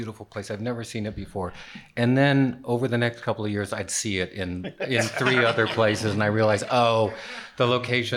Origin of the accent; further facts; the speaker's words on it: Los Angeles, California, United States; I'm from Los Angeles